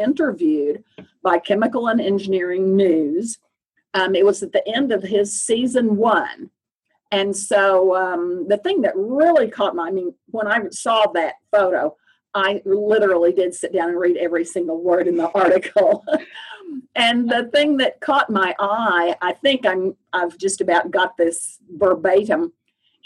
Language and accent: English; Oklahoma, United States; also born or lived in Austin, Texas / Purdue, Indiana; I grew up in Oklahoma and went to the University of Oklahoma